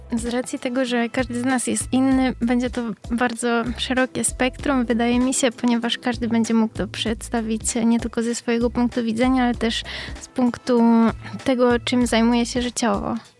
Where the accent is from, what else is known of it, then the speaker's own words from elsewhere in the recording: Poznań, Greater Poland, Poland; z Poznania, córka Włodzimierza